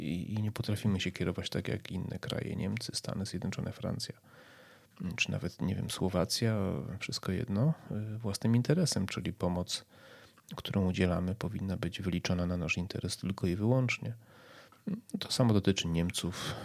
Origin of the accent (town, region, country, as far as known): Poland